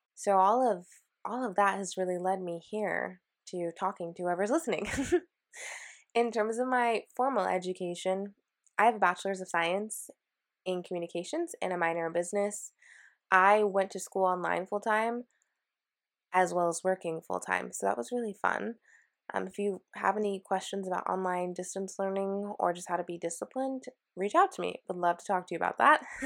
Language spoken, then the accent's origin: English; Washington, United States; moved away as an adult; also born or lived in San Francisco, California; I am from Washington, and I was born and raised here, and I literally lived in the same city, in the same house my entire life.